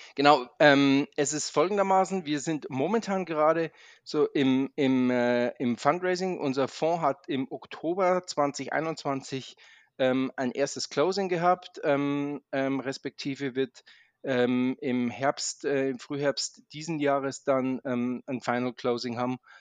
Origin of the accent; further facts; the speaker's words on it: Munich, Bavaria, Germany; also born or lived in Maastricht / Zurich; now in Munich, Germany; ich komme ursprünglich aus München